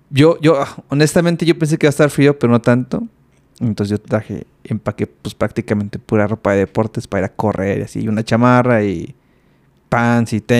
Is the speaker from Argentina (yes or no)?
no; Mexico City, Mexico; now in Monterrey, Mexico; yo, vengo de la Ciudad de México. El primer día que llegué a Monterrey aquí, eh, estábamos a 20 grados.